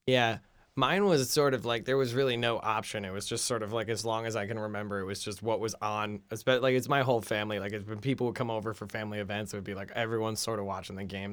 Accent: New Jersey, United States; I am from Jersey on the other c, side of the city

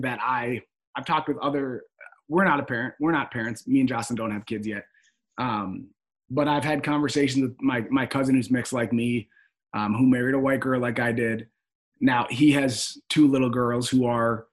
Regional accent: Minneapolis, Minnesota, United States; also born or lived in Oklahoma; I grew up in Minneapolis or just outside.

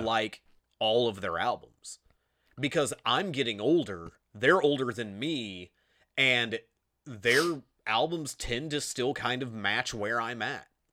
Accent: Grant County, Indiana, United States; accent: Indiana; We're from Grant County, Indiana

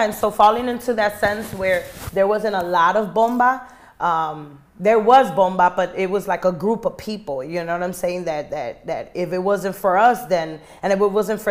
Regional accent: Chicago, Illinois, United States; also born or lived in Guayama, Puerto Rico; born and raised in Humboldt Park

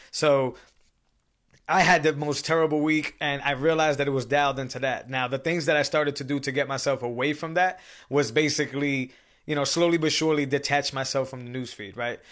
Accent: Massachusetts, United States; I'm from Massachusetts

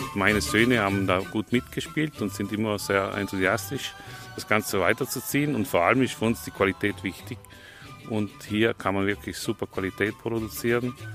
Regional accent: South Tyrol, Trentino-Alto Adige, Italy; moved away as an adult; also born or lived in Kaltern; now in Romagna, Italy; Wir stammen aus Südtirol

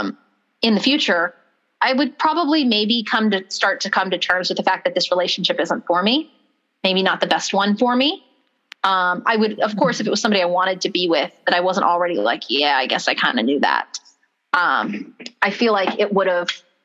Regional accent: Palmdale, California, United States; also born or lived in unnamed hometown; my parents moved after my grandmother had passed to Palmdale, where we both went to high school

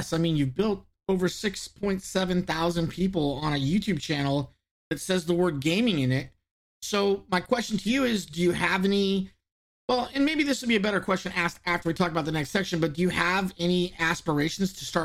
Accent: Southern California, United States; I'm from Southern California.

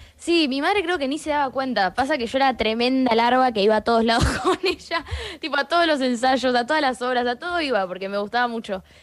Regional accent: Argentina; also born or lived in Boston, United States; nací en Boston, nací en Boston, pero vine acá bastante chica, los, hace los ocho años. Entonces soy mucho más argentina que gringa en mis formas

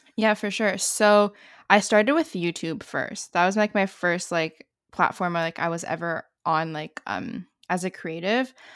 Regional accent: Canada; I'm also from Canada

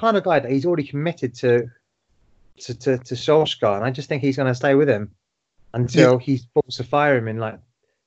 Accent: London, United Kingdom; I'm from Tottenham

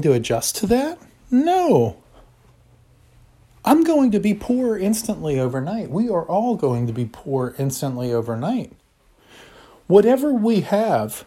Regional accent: United States; I love my country. I love being an American

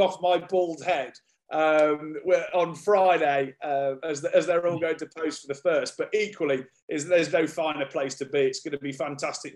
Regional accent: United Kingdom; We're all a little bit embarrassed about being British

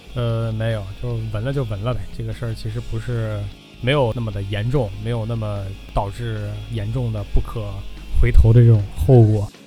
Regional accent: China; 咱们都是中国人

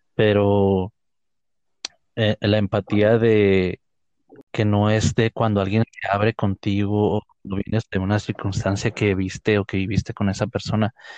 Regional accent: Ciudad Juárez, Chihuahua, Mexico; de esta ciudad donde somos nosotros, de Ciudad Juárez

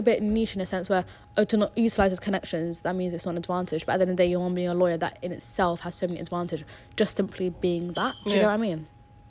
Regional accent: Germany; born there; because I was born in Germany, because I don't literally just don't have an accent

